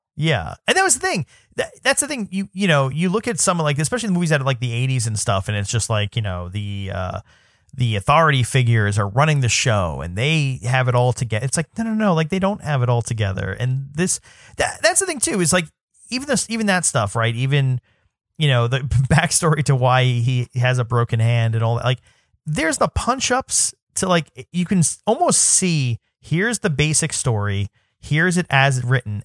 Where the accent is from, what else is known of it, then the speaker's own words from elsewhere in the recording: New York City, New York, United States; I'm from New York City, so I went to a city high school